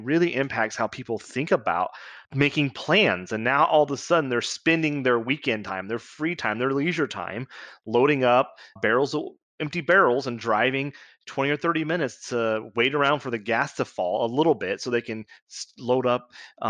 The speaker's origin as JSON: {"language": "English", "region": "Kansas", "country": "United States", "tie": "born or raised there", "said": "I grew up with the story of the 1970s, and I grew up in Southeast Kansas, which is unique in this because we grew up 3 or 4 miles away from the state line of Missouri"}